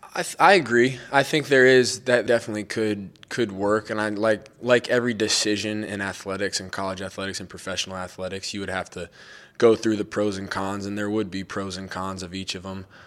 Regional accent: Denver, Colorado, United States; growing up in Denver

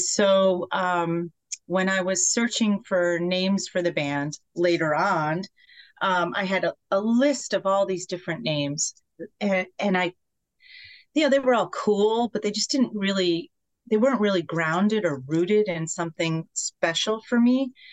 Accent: Poughkeepsie, New York, United States; where I grew up in Poughkeepsie

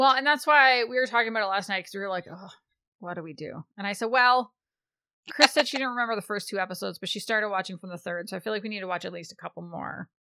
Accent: Canada; I'm Canadian

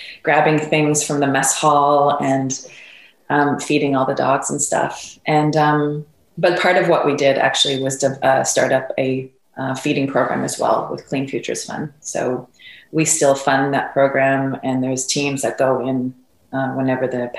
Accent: Montreal, Quebec, Canada; I'm from Montreal, Canada.

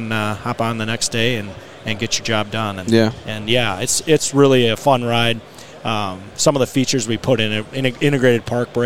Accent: Horicon, Wisconsin, United States; Horicon, Wisconsin. Okay. Yep, where I was born and raised.

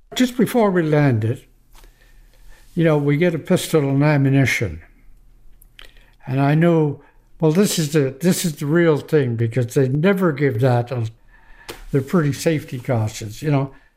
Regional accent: Gillespie, Nova Scotia, Canada; I'm from Gillespie, Nova Scotia.

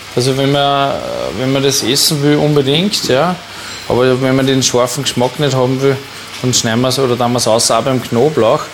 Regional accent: Upper Austria, Austria; bei uns in Oberösterreich

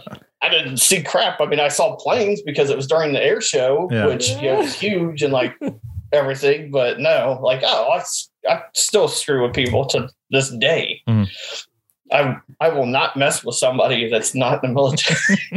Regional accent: Dayton, Ohio, United States; I grew up in Ohio outside of Dayton, and there's a huge Air Force base

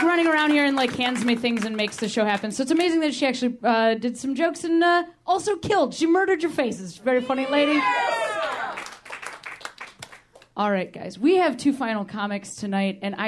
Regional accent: Ohio, United States; moved away as an adult; also born or lived in Chicago; now in Los Angeles, United States; I'm also from Ohio, which I like to call the thinking man's Indiana

